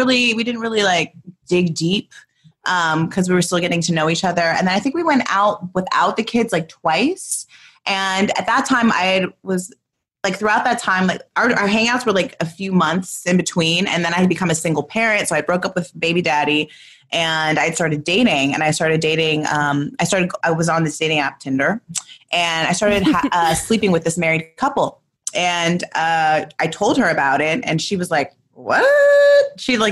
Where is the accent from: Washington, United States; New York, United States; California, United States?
California, United States; Los Angeles; I grew up in the Valley, 818.